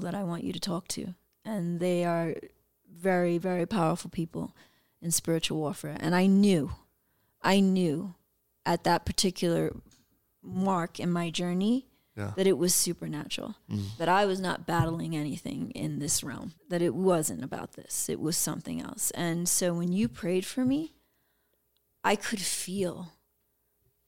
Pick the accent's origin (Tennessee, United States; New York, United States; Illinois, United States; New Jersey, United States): New York, United States; New York City; I am from the hood. I'm from the South Bronx.